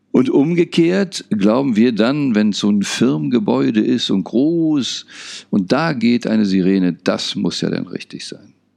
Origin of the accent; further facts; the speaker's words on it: Berlin, Germany; Ich bin unter anderem in Berlin aufgewachsen